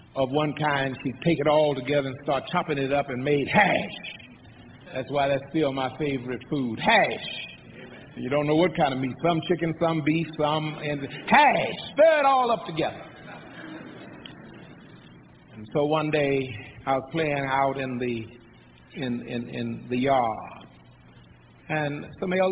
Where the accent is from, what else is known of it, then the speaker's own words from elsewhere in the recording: San Antonio, Texas, United States; also born or lived in Columbus, Texas; I was born in Columbus, Texas, 75 miles west on the San Antonio Highway